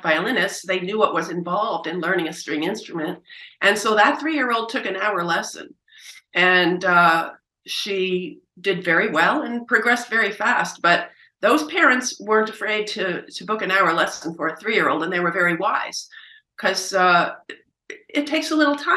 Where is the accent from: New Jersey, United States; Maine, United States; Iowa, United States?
New Jersey, United States; Princeton; moved away as an adult; also born or lived in Oberlin / Manhattan; I did get pulled down to Princeton, my hometown, to begin teaching